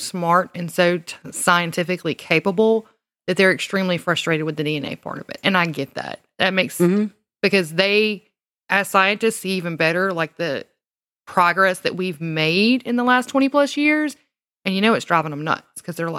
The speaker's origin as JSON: {"language": "English", "region": "the South", "country": "United States", "said": "From when I was drinking sodas, it was Mountain Dew. Because I'm from the South."}